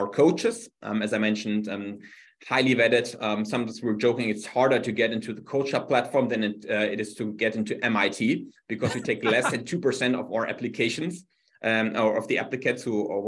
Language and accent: English; Germany; English is a second language; moved away as an adult; now in New York City, United States; originally from Germany, as you can hear from my fantastic accent, I live in New York now for a while.